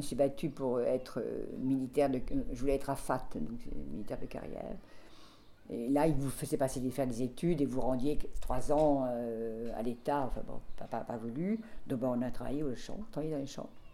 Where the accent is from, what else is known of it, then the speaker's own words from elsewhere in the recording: Deux-Sèvres, Nouvelle-Aquitaine, France; now in Paris, France; moi je suis née dans les Deux-Sèvres